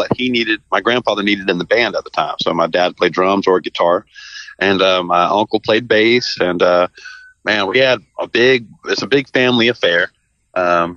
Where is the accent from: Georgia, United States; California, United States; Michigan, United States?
Georgia, United States; Savannah; moved away as an adult; now in Memphis, United States; I was born and raised in Savannah, Georgia